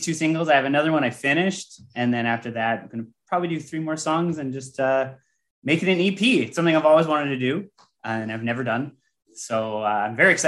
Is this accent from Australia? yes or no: no; Canada; I'm Canadian